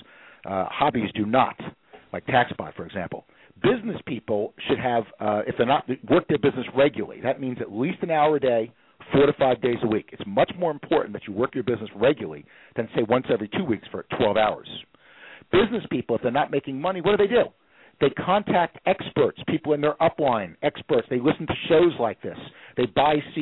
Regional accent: New York, United States; I'm from New York, so I can talk at 60 miles an hour

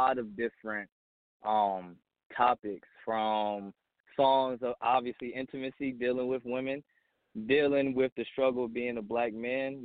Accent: New Jersey, United States; also born or lived in Pennsylvania; now in Poconos, Pennsylvania, United States; I'm from New Jersey, but I live in Pennsylvania right now, the Poconos.

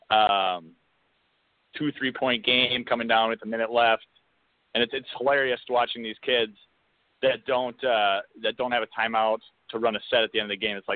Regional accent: Minneapolis, Minnesota, United States; I am from uh, Minneapolis.

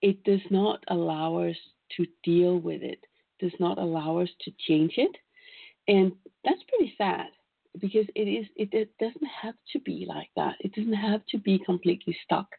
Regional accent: Denmark; I come from Denmark

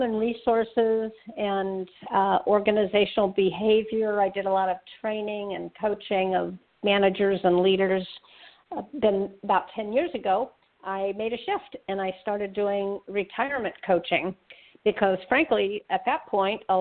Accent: Berkeley, California, United States; I grew up in Berkeley, California

